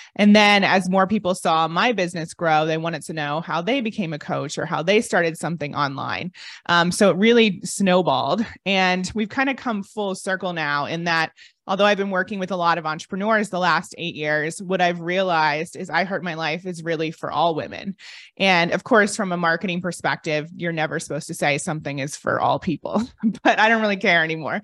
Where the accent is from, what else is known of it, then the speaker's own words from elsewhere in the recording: Ohio, United States; moved away as an adult; also born or lived in London; I'm from Ohio and most people never leave